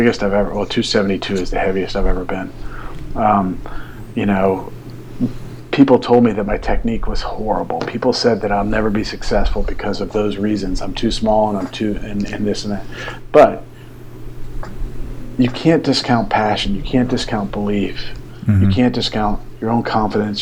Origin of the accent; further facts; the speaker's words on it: Atlanta, Georgia, United States; I'm from Atlanta